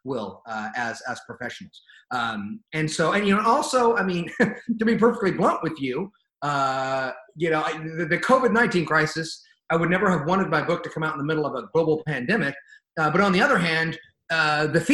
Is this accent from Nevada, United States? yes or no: no; California, United States; I'm from California